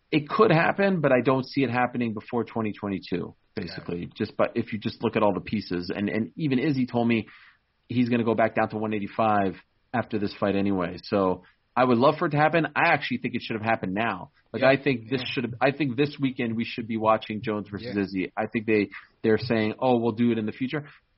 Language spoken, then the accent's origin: English; Canada; I'm Canadian. right? Yeah. And the Toronto Raptors in 2019 weren't playing for the city of Toronto. They were playing for the country of Canada.